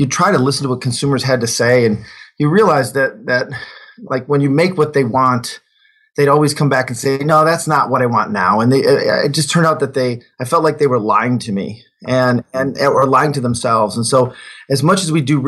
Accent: Detroit, Michigan, United States; also born or lived in Germany; I grew up in Detroit

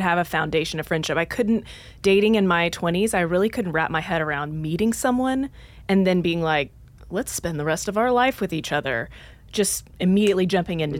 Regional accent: Dallas, Texas, United States; moved away as an adult; also born or lived in Oklahoma; now in Nashville, United States; I grew up in Dallas, Texas, went to school at the University of Oklahoma

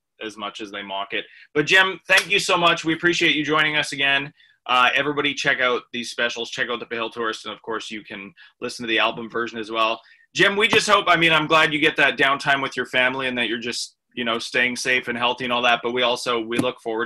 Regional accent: Canada; as a Canadian

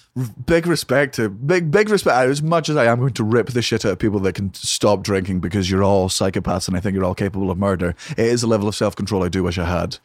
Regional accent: Fife, Scotland, United Kingdom; also born or lived in Edinburgh; I grew up in a place called Fife

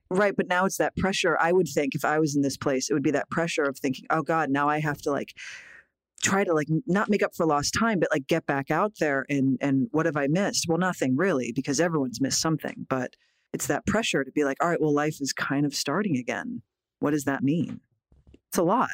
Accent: Philadelphia, Pennsylvania, United States; moved away; I love going back home to Philly

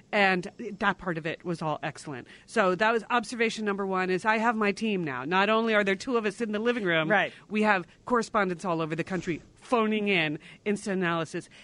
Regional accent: Connecticut, United States; When we were growing up in Connecticut

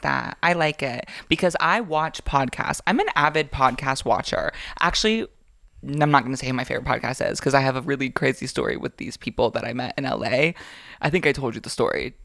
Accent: Florida, United States; now in Georgia, United States; I grew up in Florida

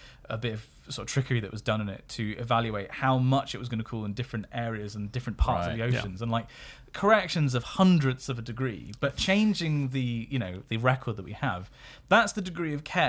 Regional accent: Australia; I'm Australian

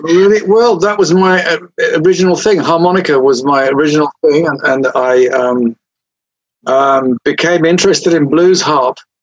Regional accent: England, United Kingdom; I'm English

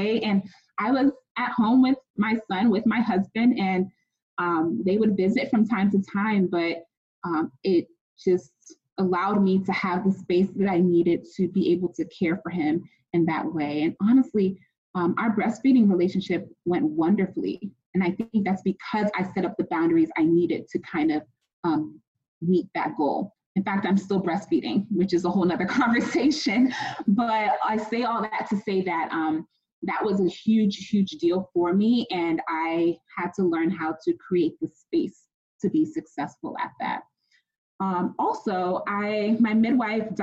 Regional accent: United States; I'm Ghanaian American. I was born and raised here

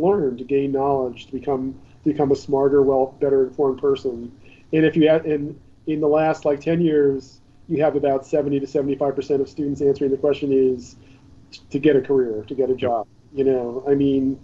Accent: Pennsylvania, United States; in Pennsylvania, my home state

